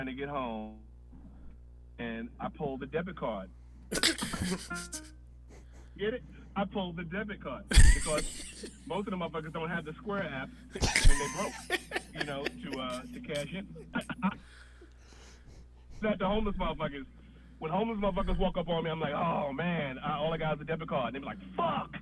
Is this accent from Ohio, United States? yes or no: no; New York City, New York, United States; also born or lived in Harlem, New York / Silver Spring, Maryland; now in New York City, United States; I'm from Queens, New York